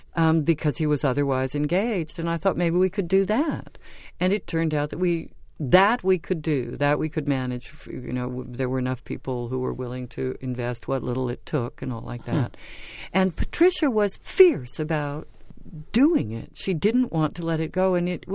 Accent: Sacramento, California, United States; Because I grew up in California in various places. My dad was in the service, so we moved around a lot, and then we settled in Sacramento.

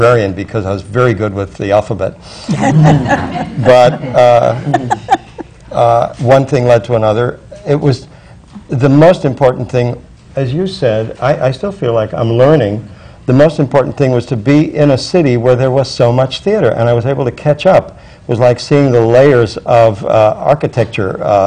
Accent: Chicago, Illinois, United States; I'm from Chicago, from a family with almost no theatrical background

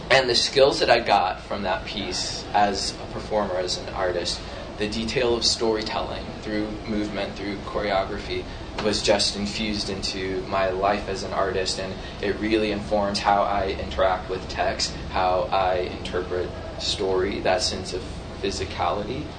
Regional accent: St. Louis, Missouri, United States; moved away as an adult; also born or lived in New York City; I grew up in St. Louis, Missouri.

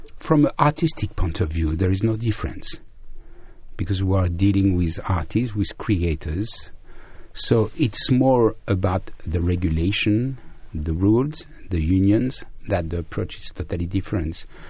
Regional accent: Brittany, France; I was born in Brittany, in the west of France, where there is a strong Celtic culture

